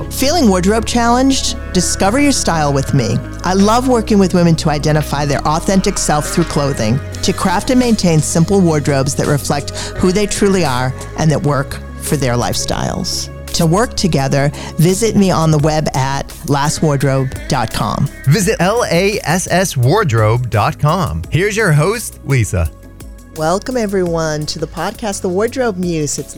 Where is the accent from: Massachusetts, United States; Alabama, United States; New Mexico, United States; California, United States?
Massachusetts, United States; Beverly; my hometown. Yay!